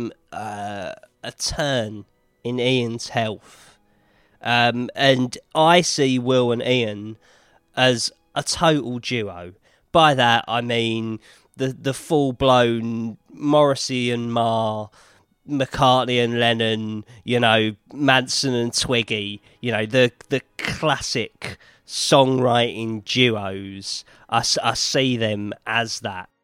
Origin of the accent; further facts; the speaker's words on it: United Kingdom; also born or lived in Hollywood, California; now in Los Angeles, United States; I'm a British music journalist, and I now work out of Hollywood, California